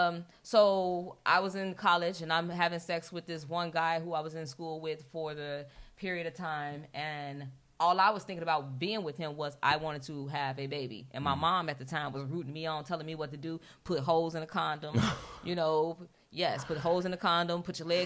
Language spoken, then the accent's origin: English; Chicago, Illinois, United States; I'm from Chicago